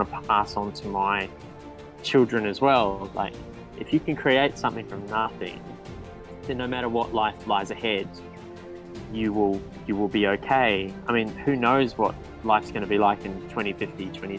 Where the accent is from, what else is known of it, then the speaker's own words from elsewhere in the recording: Blenheim, Marlborough, New Zealand; also born or lived in Australia; now in Port Macquarie, Australia; I was born in Australia, but I grew up in New Zealand. I moved to New Zealand at a very early age. And I moved to a town called